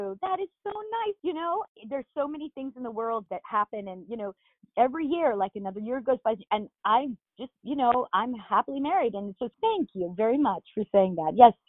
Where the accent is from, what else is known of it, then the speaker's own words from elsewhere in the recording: Long Island, New York, United States; I'm from Long Island originally.